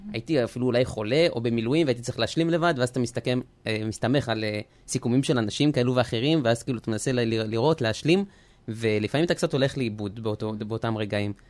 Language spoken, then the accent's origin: Hebrew; Israel; also born or lived in France; נולדתי בצרפת ובגיל עשר עליתי ארצה עם המשפחה